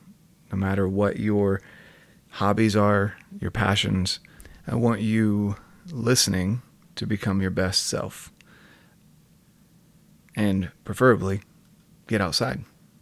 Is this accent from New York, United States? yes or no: no; North Carolina, United States; moved away as an adult; now in Utah, United States; I'm from North Carolina originally. Came out to Utah and didn't really enjoy the dryness. I was here for college and kind of stuck in the city.